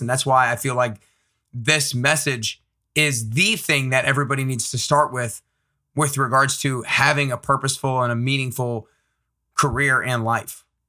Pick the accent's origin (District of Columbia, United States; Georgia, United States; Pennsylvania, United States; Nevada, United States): Georgia, United States; Atlanta; I grew up in Atlanta